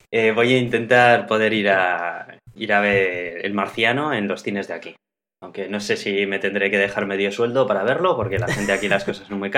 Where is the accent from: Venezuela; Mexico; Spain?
Spain; Bilbao, Basque Country